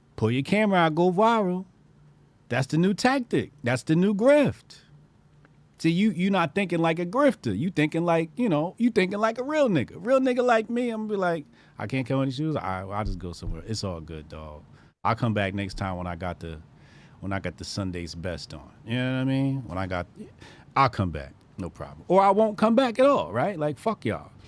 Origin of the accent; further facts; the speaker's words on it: New Jersey, United States; we're in Jersey, right? This is my home state